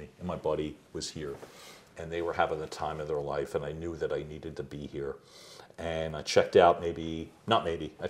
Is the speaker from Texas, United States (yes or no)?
no; Philadelphia, Pennsylvania, United States; I grew up in Northeast Philly